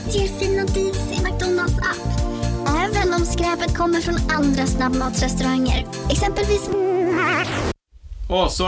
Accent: Sweden; ingen skulle se att jag är svensk.

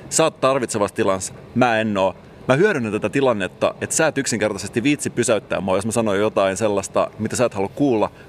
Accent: Salo, Southwest Finland, Finland; Mä itse lähtöisin Salosta.

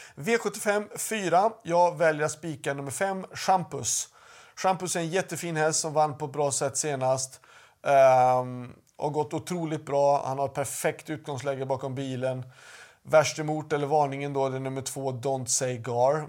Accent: Sweden; hemma i Sverige

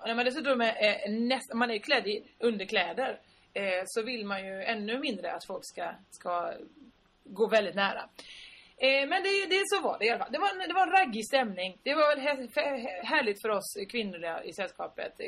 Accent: Sweden; jättegenerade svenskar

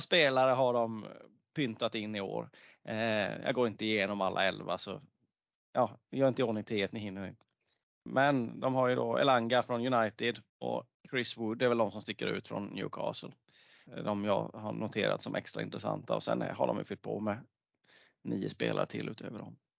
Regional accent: Småland, Sweden; accent: Småländska

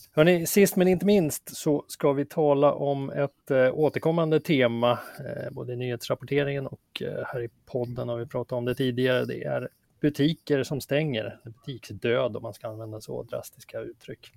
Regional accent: Västerås, Västmanland, Sweden; Västerås klarade sig bäst då, min hemstad

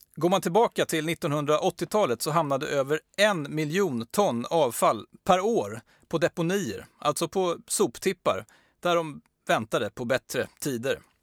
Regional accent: Sweden; vi svenskar

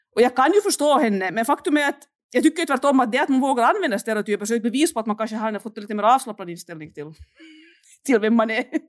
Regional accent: Finland; moved away as an adult; now in Saint Petersburg, Russia; Jag, jag är ju finländare

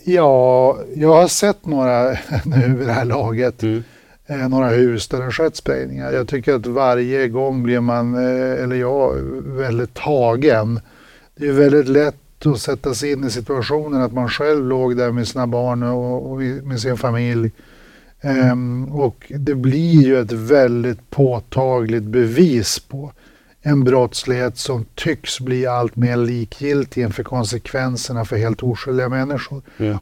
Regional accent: Örnsköldsvik, Västernorrland County, Sweden; jag kommer ju själv från landsorten. Jag är ju själv från Örnsköldsvik

